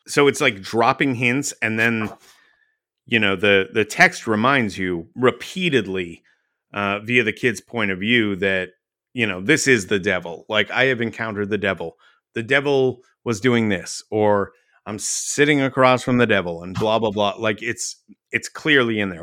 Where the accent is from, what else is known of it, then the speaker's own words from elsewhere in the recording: Dallas, Texas, United States; I grew up in Dallas